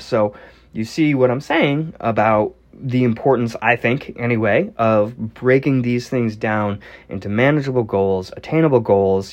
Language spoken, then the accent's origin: English; Northeastern United States, United States; I'm from the Northeastern United States.